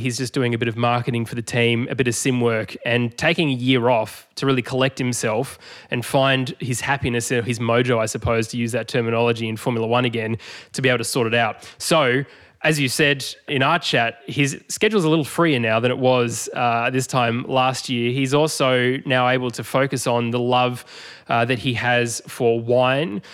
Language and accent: English; Australia; as an Australian fan